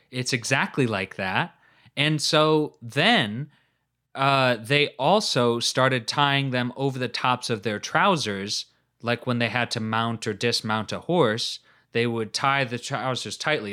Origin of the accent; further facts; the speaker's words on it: United States; I'm an American